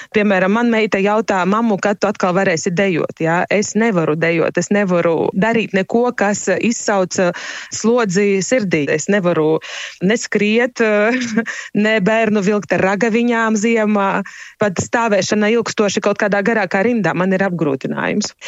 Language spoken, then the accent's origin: Latvian; Rēzekne, Latgale, Latvia; es esmu no Reizeknes